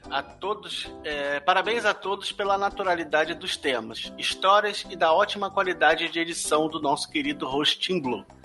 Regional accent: São Paulo, Brazil; tenho 29 anos, sou de São Paulo

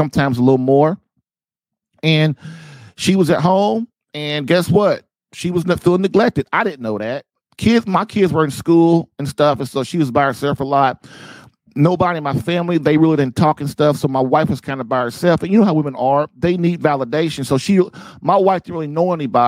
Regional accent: Indianapolis, Indiana, United States; moved away as an adult; also born or lived in Guam / Nebraska / Texas; moving my bride and my family to my hometown of Indianapolis, Indiana

